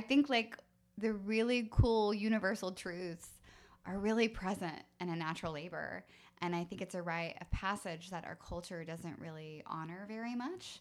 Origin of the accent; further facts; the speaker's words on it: United States; as American women, as American mothers